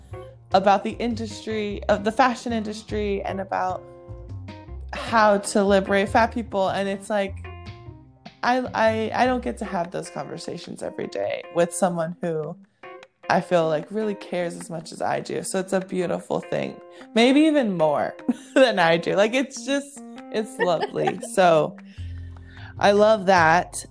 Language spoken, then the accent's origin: English; Hawaii, United States; I grew up in Hawaii where white people weren't the minority, but they weren't the majority